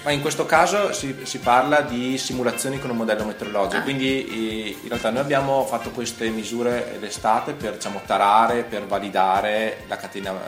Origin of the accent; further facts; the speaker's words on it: Trento, Trentino-Alto Adige, Italy; io sono di Trento